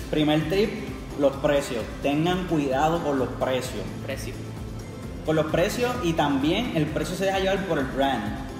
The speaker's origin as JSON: {"language": "Spanish", "town": "Carolina", "country": "Puerto Rico", "said": "yo soy de Carolina"}